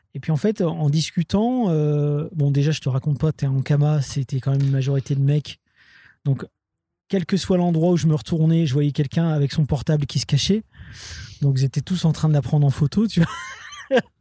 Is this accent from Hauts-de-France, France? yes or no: yes; Roubaix, Hauts-de-France, France; j'étais de Roubaix